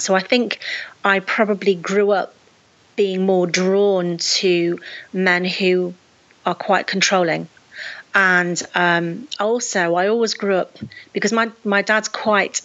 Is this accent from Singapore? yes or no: no; Lichfield, West Midlands, United Kingdom; moved away as an adult; also born or lived in Nottingham; I'd moved away from my hometown of Lichfield in Staffordshire, and moved to Nottingham